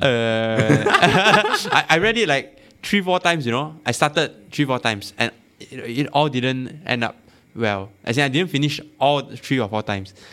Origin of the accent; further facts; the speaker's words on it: Malaysia; I'm Malaysian